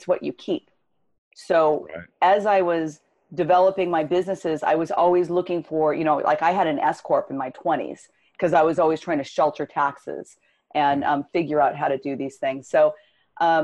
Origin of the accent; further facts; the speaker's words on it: Los Angeles, California, United States; I grew up in Southern California, Los Angeles area